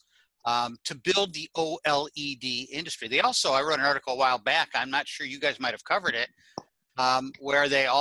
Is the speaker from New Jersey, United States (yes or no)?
yes; New Jersey, United States